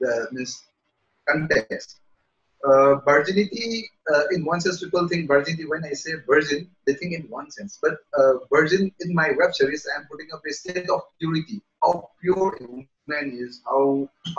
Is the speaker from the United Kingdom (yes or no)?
no; Manipur, India; I work as a film producer in our Manipuri film industry